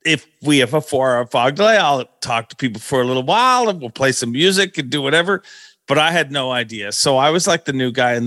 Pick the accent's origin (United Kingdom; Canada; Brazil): Canada; when I grew up, I'd always heard, like, you don't want to tell them you're Canadian